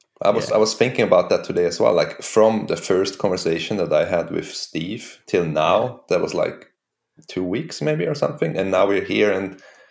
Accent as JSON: {"language": "English", "country": "Switzerland", "moved": "yes", "lives_now": "Stockholm, Sweden", "said": "I'm originally from Switzerland, so I'm not... I'm Swedish now, but I'm originally not Swedish."}